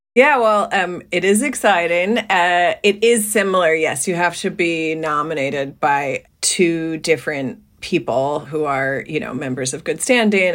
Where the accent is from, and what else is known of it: New Jersey, United States; born or raised there